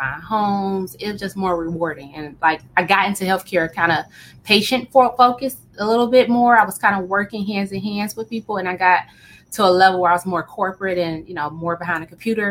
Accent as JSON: {"language": "English", "town": "Oak Park", "region": "Michigan", "country": "United States", "tie": "born or raised there", "said": "I grew up in a small city called Oak Park, Michigan"}